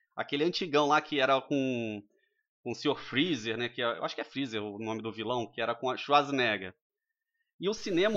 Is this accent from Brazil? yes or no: yes; Rio de Janeiro, Brazil; moved away; sou natural do Rio de Janeiro, morei em, em algumas cidades durante a minha vida.